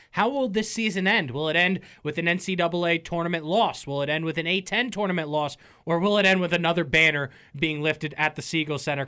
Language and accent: English; Northern Virginia, United States; growing up in Northern Virginia